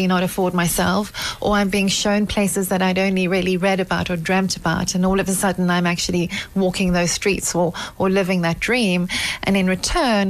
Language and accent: English; South Africa; also born or lived in Wellington, South Africa; I'm South African. I live in Wellington outside Cape Town